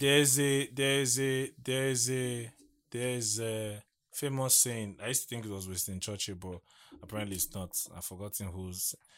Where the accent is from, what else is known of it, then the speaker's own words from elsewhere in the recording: Adamawa, Nigeria; I'm from Adamawa